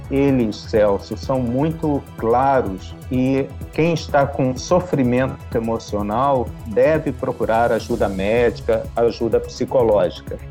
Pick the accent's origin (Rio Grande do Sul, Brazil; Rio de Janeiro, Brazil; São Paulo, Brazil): Rio de Janeiro, Brazil; como carioca